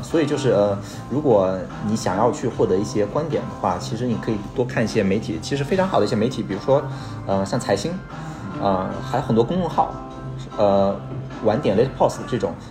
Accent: Hangzhou, Zhejiang, China; 我是，我是浙江人，我浙江杭州的，然后从小其实就喝农夫三全

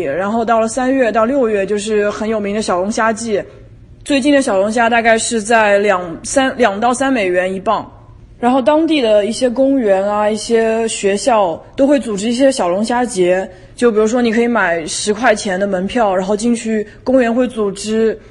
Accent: China; moved away as an adult; now in New Orleans, United States; 我是来自新奥尔良杜兰大学的中国留学生

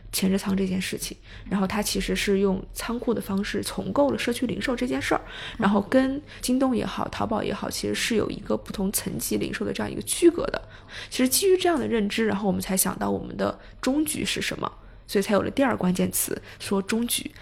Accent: China; also born or lived in Hong Kong; 我其实是土人土长的中国人，然后呢，暂时在国外有读过一段时间书，所以其实是段时间的北影大学的经历，然后同时有一段时间国外的海外留学经历，但回国之后其实就去了投行，在香港待了一年多，然后之后就到了国内做投资，然后是在 Barron's 做P E的投资

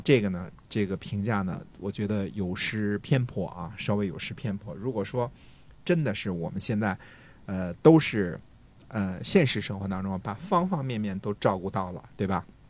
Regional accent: China; 我们中国人

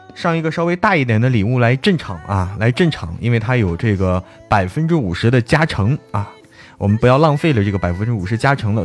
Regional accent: Zhangjiakou, Hebei, China; moved away; 现在我回到， 回到我们老家了，回到张家口了，在家里给大家开这么一场直播啊

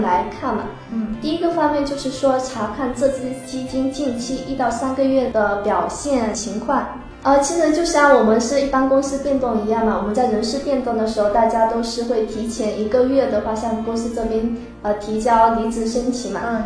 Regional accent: Wenzhou, Zhejiang, China; 我本身是温州人，这个普通话就是不太标准

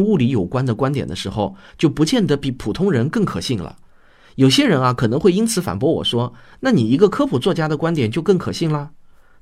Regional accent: China; 我们中国人

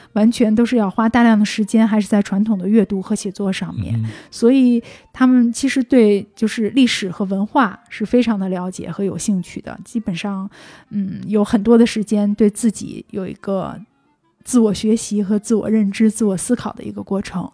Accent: Beijing, China; 我的家乡、我的城市空气不好

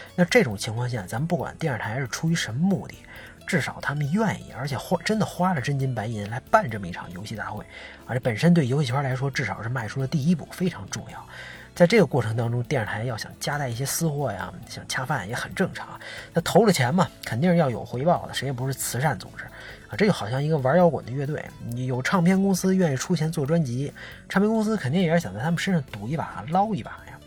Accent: China; 咱们作为中国人心情肯定也还是非常复杂啊

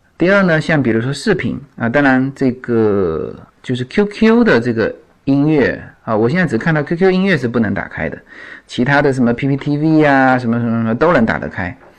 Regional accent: China; now in United States; 我就是中国人

